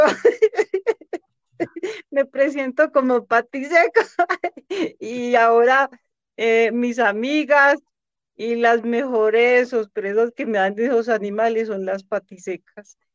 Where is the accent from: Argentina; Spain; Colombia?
Colombia; Riosucio; De aquí mismo nacimos 10 bellezas y hermosos bebés.